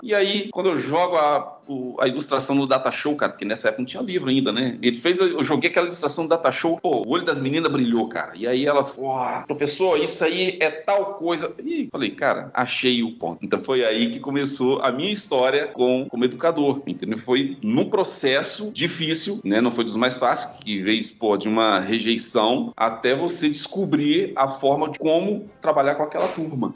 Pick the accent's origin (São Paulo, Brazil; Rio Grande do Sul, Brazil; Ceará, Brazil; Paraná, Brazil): Paraná, Brazil; moved away; also born or lived in Espírito Santo; eu sou paranaense